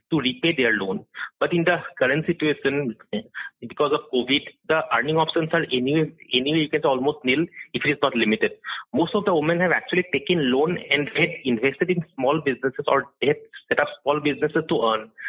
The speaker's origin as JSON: {"language": "English", "town": "Guwahati", "region": "Assam", "country": "India", "said": "I am from Guwahati. I've been a journalist out here reporting for, for the past almost 12 years."}